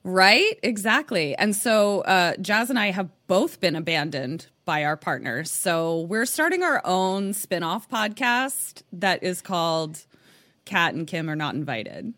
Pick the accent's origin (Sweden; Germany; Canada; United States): United States; Baltimore, Maryland; now in West Coast, United States; I'm from Baltimore, so, like, I know how to be cold